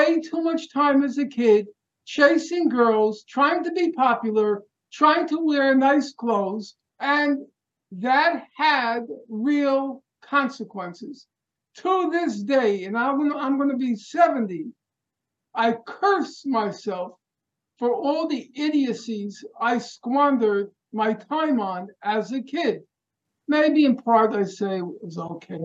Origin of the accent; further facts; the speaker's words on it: New York City, New York, United States; we're both from Brooklyn.